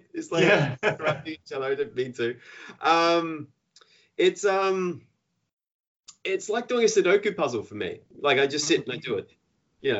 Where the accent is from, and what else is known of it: Australia